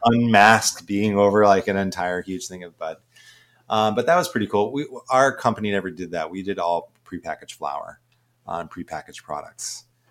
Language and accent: English; Ohio, United States; moved away as an adult; also born or lived in Boston, Massachusetts; I'm actually from the Midwest originally and grew up in Ohio.